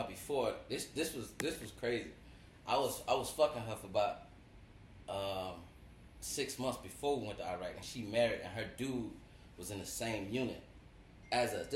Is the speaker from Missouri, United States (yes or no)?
no; Florida, United States; I'm from Florida